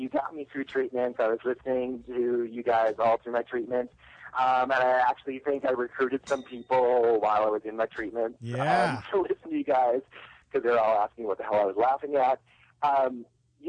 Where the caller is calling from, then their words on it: North Carolina, United States; calling from North Carolina